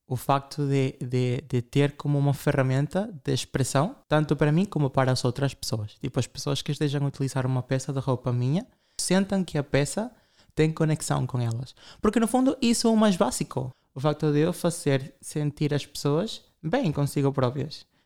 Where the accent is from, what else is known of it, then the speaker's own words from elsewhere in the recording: Ukraine; Nós comemos comida, nem sei dizer, sou da Ucrânia, sim, nós celebramos a Páscoa ortodoxa, são pratos russos.